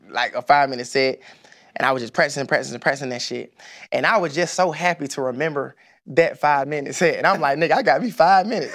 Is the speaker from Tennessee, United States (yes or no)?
no; Atlanta, Georgia, United States; growing up on the East Side, man, Boulder Crest, Gresham, I played at Gresham Park